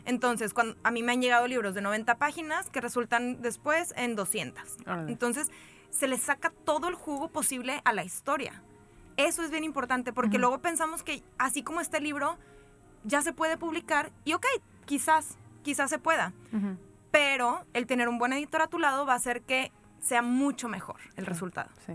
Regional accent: Monterrey, Nuevo León, Mexico; soy de Monterrey

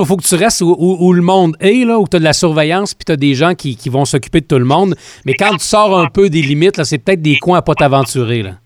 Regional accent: Quebec, Canada; chez nous au Québec

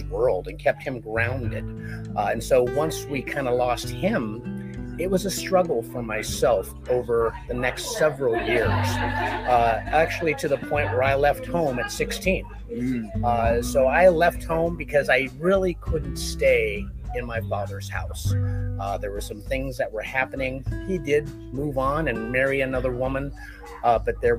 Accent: California, United States; I grew up in California in a beautiful extended Mexican-American family

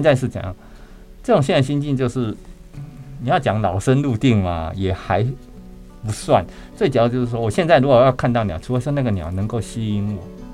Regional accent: Chiayi, Chiayi City, Taiwan; moved away as an adult; also born or lived in Taipei; 我的故乡在嘉义。嗯哼。对，啊，嘉义，刚好我住的地点刚好是在嘉义的那个嘉义公园

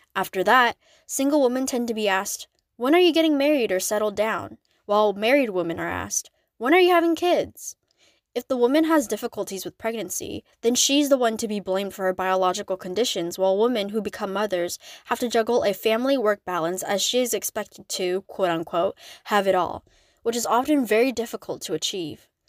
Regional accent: United States; as an Asian American

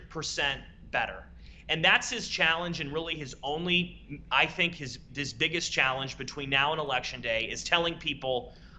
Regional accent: Youngstown, Ohio, United States; now in Washington, D.C., United States; The place where I grew up. I grew up in Youngstown, Ohio.

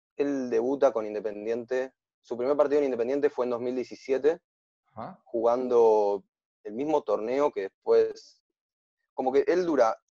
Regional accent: Buenos Aires, Argentina; yo soy de Buenos Aires

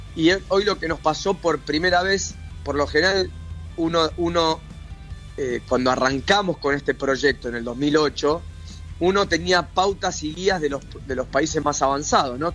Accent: Argentina; nosotros como argentinos

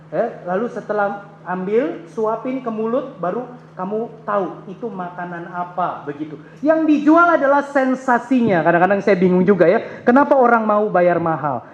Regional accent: Ambon, Maluku, Indonesia; also born or lived in Jakarta; saya orang Ambon

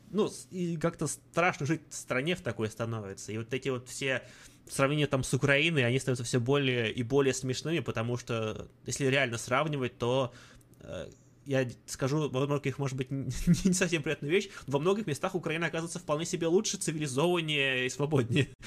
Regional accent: Ivanovo, Ivanovo Oblast, Russia; там вот я вот из Иванова, смотришь ивановские новости

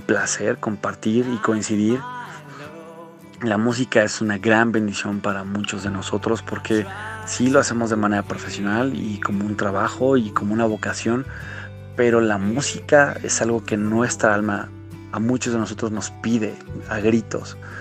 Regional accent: Querétaro, Mexico; soy un cantante queretano

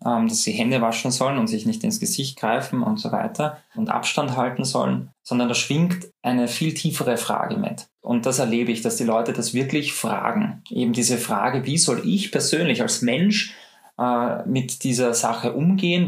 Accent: Austria; bei uns in Österreich

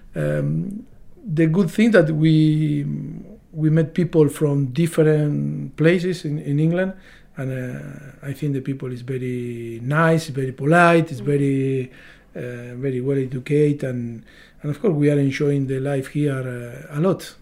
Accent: Argentina; moved away as an adult; me from Argentina

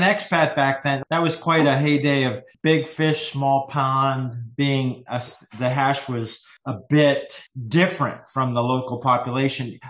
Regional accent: United States; also born or lived in Canada; I am American and Canadian

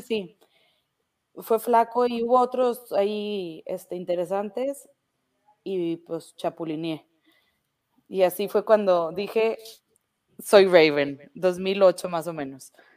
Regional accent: northern Mexico, Mexico; como todo norteño

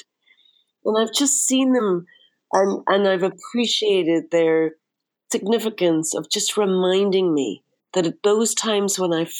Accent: Derry, Northern Ireland, United Kingdom; the city cemetery in Derry, my hometown.

